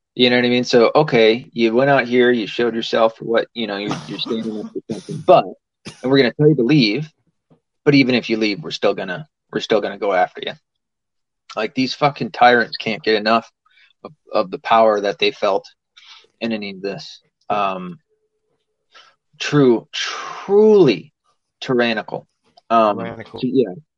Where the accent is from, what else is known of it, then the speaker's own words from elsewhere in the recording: the South, United States; I'm from the South.